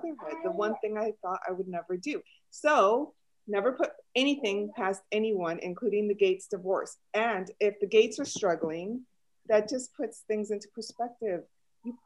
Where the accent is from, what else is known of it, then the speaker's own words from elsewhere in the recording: Chicago, Illinois, United States; accent: Chicago-ish; first language Spanish; English is a second language; moved away as an adult; now in Los Angeles, United States; born and raised in Chicago